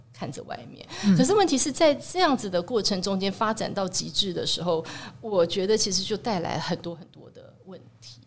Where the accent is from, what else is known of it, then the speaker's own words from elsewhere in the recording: Tainan, Taiwan; 我身为台南人